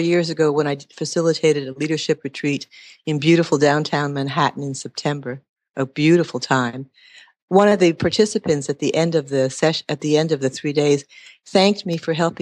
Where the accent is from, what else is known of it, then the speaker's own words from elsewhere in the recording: Montreal, Quebec, Canada; moved away as an adult; I was originally from Montreal, Quebec, left there in my early 20s